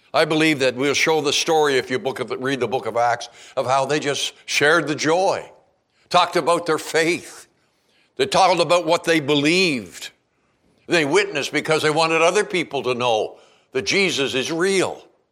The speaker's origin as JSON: {"language": "English", "country": "Canada", "moved": "yes", "lives_now": "Kalispell, United States", "said": "I'm a Canadian."}